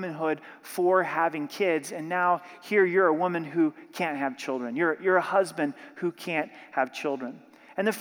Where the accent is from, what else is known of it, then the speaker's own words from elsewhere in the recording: Southern Oregon, United States; Growing up in Southern Oregon